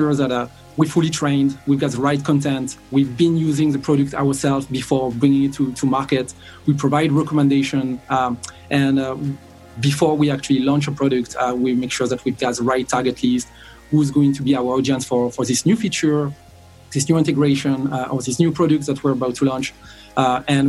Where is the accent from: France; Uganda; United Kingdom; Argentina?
France; south of France; moved away as an adult; now in Dublin, Ireland; I'm originally from France. I grew up in the south of France where I did all my education. And I moved to Dublin in 2003